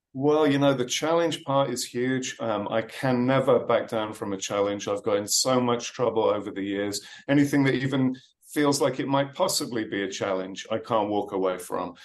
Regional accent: Birmingham, West Midlands, United Kingdom; that little kid growing up in Birmingham, England

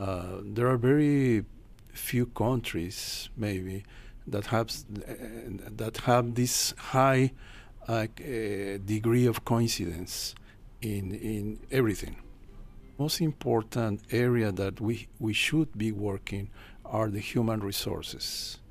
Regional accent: Mexico City, Mexico; moved away as an adult; now in New Zealand; I'm from Mexico City, 24 million people in the city.

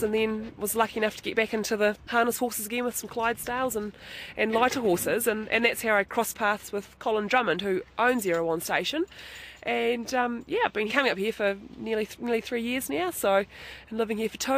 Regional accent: Fairlie, Canterbury, New Zealand; I grew up in Fairlie in South Canterbury, which is literally just over the other side of these mountains

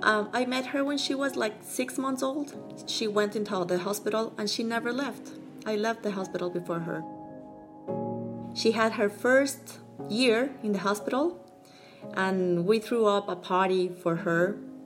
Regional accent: Quito, Pichincha, Ecuador; I grew up in Quito. My father is from El Carchi, which is a northern province.

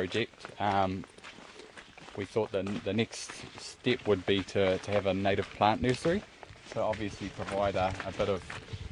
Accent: Pureora, Waikato, New Zealand; I am from Pureora, a small village not too far from here. And I was born and raised there.

